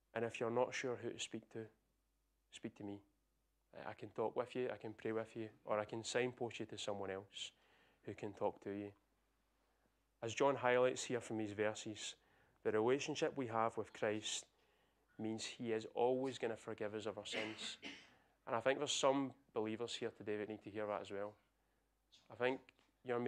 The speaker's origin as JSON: {"language": "English", "region": "Scotland", "country": "United Kingdom", "said": "I'm Scottish"}